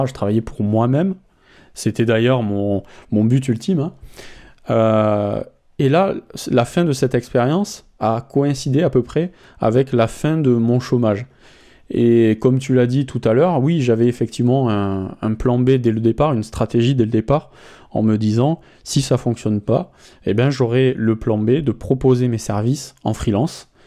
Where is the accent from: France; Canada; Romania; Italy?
France; en tant que Français